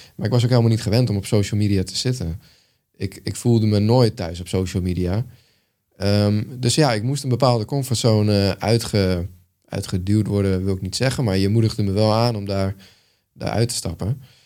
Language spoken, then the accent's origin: Dutch; Netherlands; als Nederlander